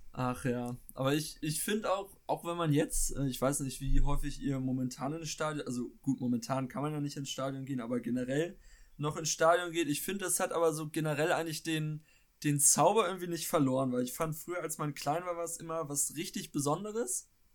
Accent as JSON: {"language": "German", "region": "Schleswig-Holstein", "country": "Germany", "said": "ich komme aus Schleswig-Holstein"}